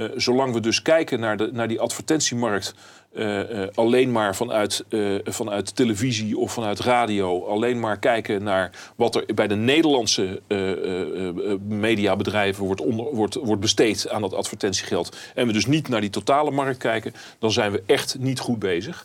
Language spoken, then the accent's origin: Dutch; Netherlands; wij als Nederlanders